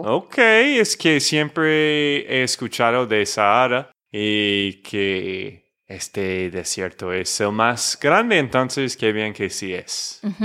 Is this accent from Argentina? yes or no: no; Texas, United States; de Texas, Estados Unidos